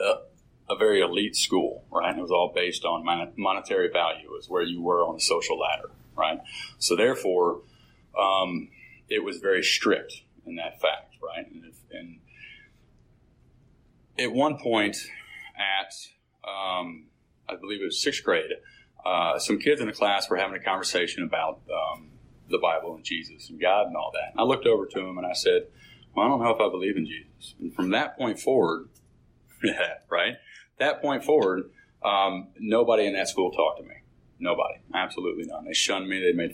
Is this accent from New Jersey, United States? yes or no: no; Sandy Springs, Georgia, United States; Born and raised in Sandy Springs